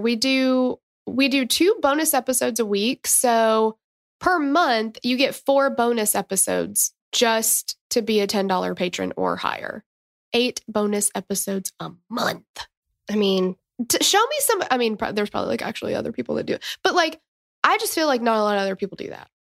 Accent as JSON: {"language": "English", "region": "Tennessee", "country": "United States", "said": "I'm from Tennessee"}